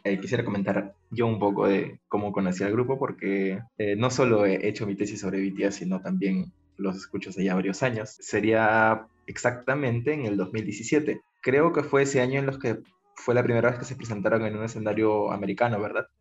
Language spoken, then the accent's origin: Spanish; Peru; en mi país, ahora Perú